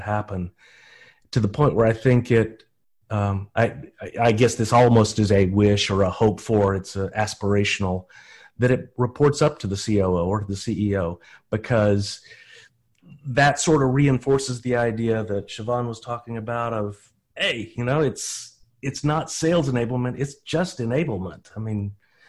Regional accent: Texas, United States; I'm from Texas. Nobody thinks we know anything down here because we've got such a strange dialect.

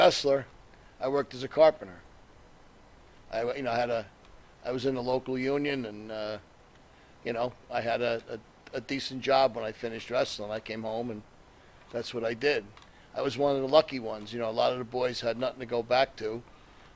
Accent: New Jersey, United States; I grew up in North Jersey

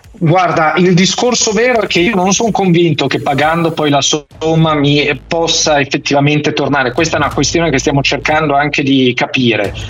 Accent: Milan, Lombardy, Italy; essendo milanese

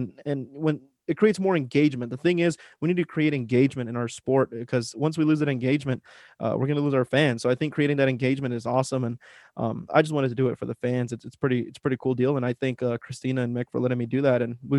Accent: Las Cruces, New Mexico, United States; I'm from Las Cruces, New Mexico. A lot of you have heard of the town, of the city. It's the home of Johnny Scott and Stormy Scott and Garrett Albertson. So that's they're all my neighbors. That's where I come from.

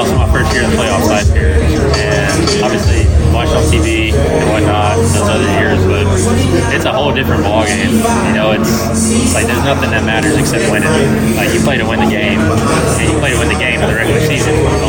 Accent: Baton Rouge, Louisiana, United States; Yeah, I'm from Baton Rouge in Louisiana.

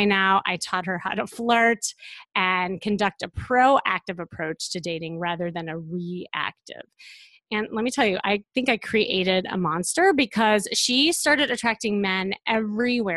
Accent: Chicago, Illinois, United States; I'm from Chicago

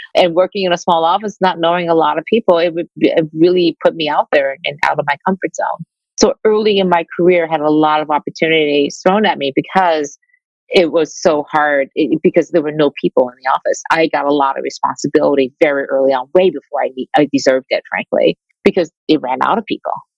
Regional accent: Detroit, Michigan, United States; I grew up Asian in Detroit

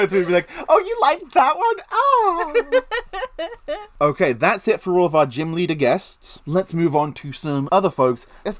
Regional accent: Maine, United States; Like Furious, because I'm from Maine.

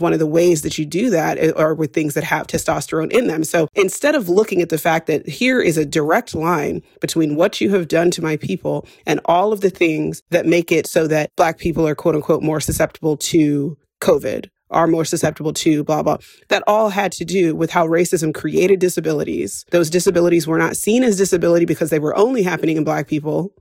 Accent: West Coast, United States; moved away as an adult; and I say this as an expat, I don't feel as American as when I'm outside of the country

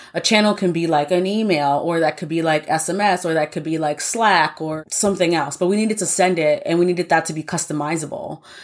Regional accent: New York, United States; Born and raised in New York

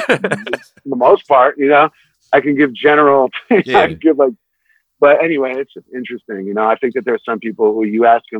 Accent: New York City, New York, United States; also born or lived in Manhattan, New York; I moved to Brooklyn when I was 6 from Manhattan

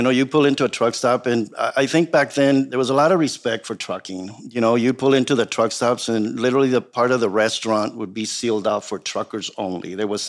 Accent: San Diego, California, United States; also born or lived in Tijuana, Mexico; I was born in Tijuana, Mexico, you know, and I grew up in San Ysidro for most of my life.

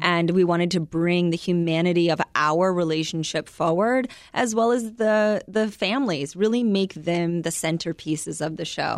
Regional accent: United States

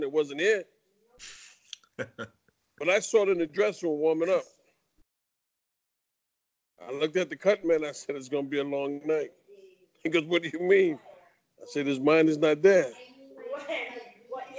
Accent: New York, United States; Growing up in New York

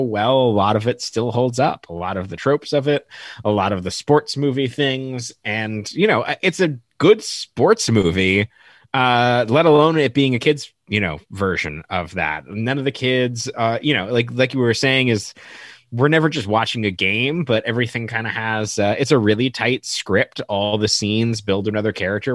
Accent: Las Vegas, Nevada, United States; also born or lived in Los Angeles area; now in Los Angeles, United States; growing up in Vegas, me and my brother loved hockey

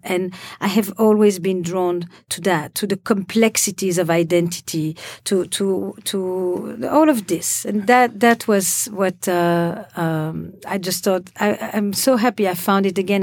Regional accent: Belgium; moved away; also born or lived in Israel; I come from Belgium

